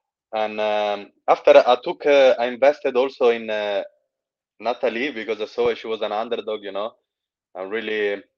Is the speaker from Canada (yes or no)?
no; Eritrea; now in Manchester, United Kingdom; I'm from I'm an African, in Eritrean, but I'm living in Manchester, in England.